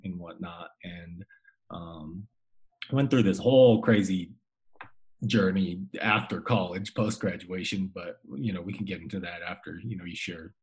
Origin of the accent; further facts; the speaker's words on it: Colorado Springs, Colorado, United States; also born or lived in Fort Collins; I was born and raised in Colorado Springs, went to Harrison High School with Audrey